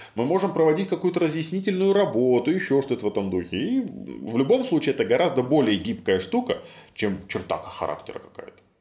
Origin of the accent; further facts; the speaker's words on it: Minsk, Belarus; Я вырос на Ангарской, в северном поселке